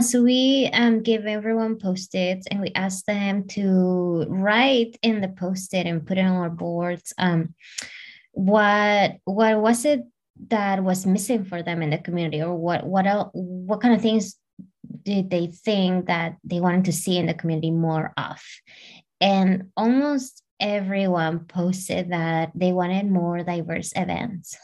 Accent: Peru; I'm from South America, I'm from Peru.

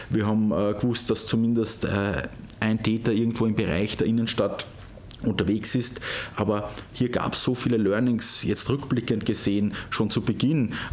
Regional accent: Kaumberg, Lower Austria, Austria; pendle ich auch immer gern nach Hause äh, in meine Heimatgemeinde Kaumberg

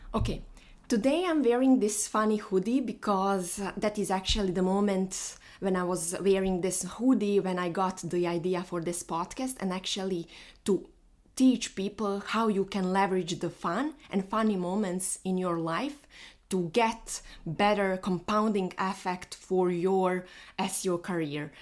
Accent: Bosnia & Herzegovina; moved away; I'm flying to my home because I am from Bosnia

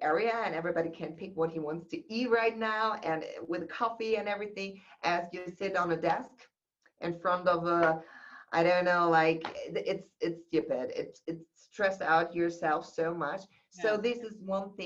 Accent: Germany; I was born in Germany

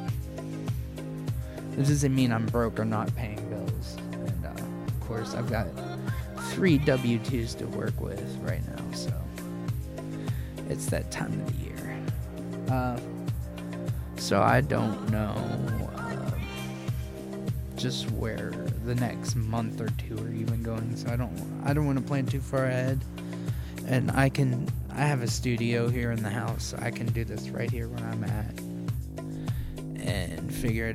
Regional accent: Columbus, United States; born or raised there

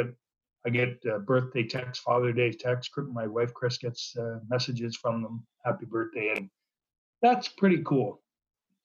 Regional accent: Parkhill, Ontario, Canada; now in Strathroy, Canada; I grew up in Park Hill. It's population 1,100.

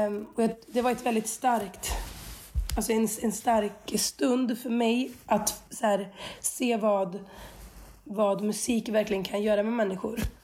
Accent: Skövde, Västra Götaland, Sweden; jag är uppvuxen i Skövde

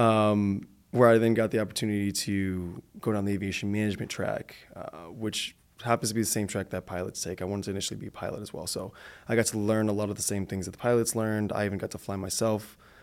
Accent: Detroit, Michigan, United States; moved away; also born or lived in Arizona; I'm originally from Michigan, from Detroit

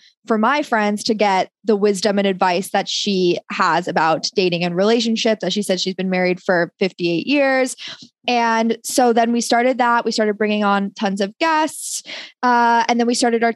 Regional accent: New York City, New York, United States; moved away as an adult; now in Florida, United States; I'm from New York City

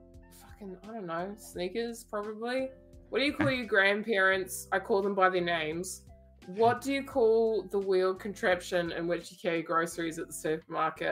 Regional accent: New Zealand; I'm from New Zealand

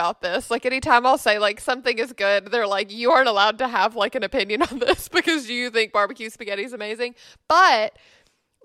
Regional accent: Memphis, Tennessee, United States; I grew up in Memphis

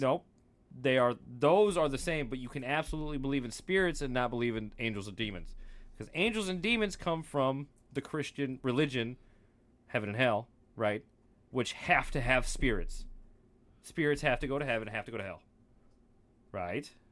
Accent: United States; I'm not Scottish American, I'm just American

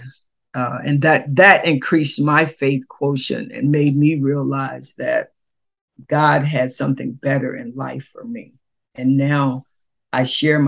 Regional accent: Selbyville, Delaware, United States; moved away as an adult; now in Tallahassee, United States; My hometown, Selbyville, Delaware, is smaller

